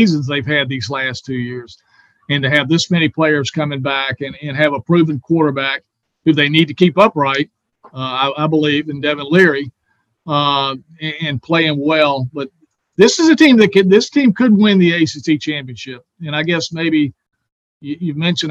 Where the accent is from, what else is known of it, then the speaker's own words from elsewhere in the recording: Raleigh, North Carolina, United States; growing up in Raleigh